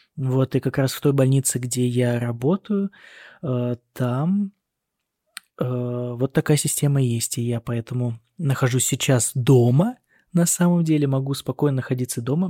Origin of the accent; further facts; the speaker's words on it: Russia; moved away as an adult; now in Germany; я сказал, из России